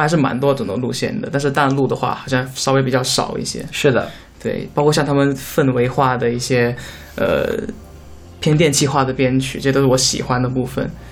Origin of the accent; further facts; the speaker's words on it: Guangdong, China; 我是广东人